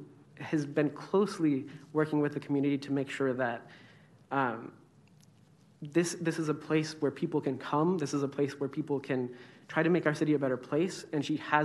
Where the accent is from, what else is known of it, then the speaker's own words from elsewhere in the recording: Sacramento, California, United States; born and raised in Sacramento